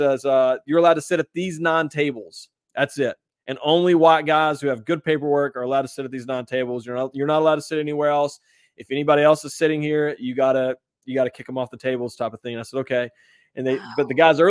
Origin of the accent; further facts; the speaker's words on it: West Virginia, United States; West Virginia